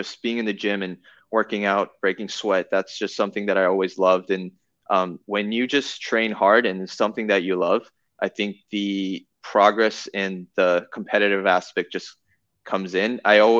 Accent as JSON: {"language": "English", "country": "South Korea", "lives_now": "United States", "said": "So, yeah, I definitely identify myself as a Korean as well as American. And my parents still live in Korea. I, speak fluent Korean."}